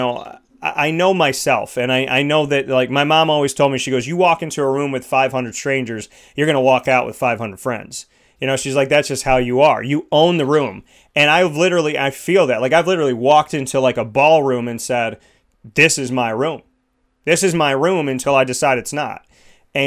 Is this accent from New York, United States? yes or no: yes; Syracuse, New York, United States; I said, Syracuse